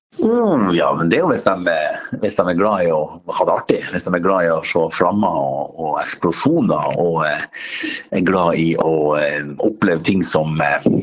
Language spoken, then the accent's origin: Norwegian; Northern Norway, Norway; now in Oslo, Norway; en til nordlending